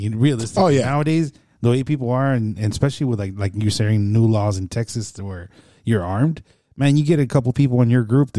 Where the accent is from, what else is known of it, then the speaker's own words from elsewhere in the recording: El Salvador; I'm from El Salvador